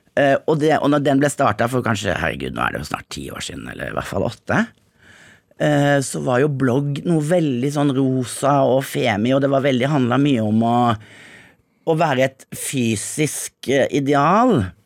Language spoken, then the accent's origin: Norwegian; Grimstad, Agder, Norway; moved away as an adult; also born or lived in Jamaica; now in Zanzibar, Tanzania; hadde jeg vært hjemme i Grimstad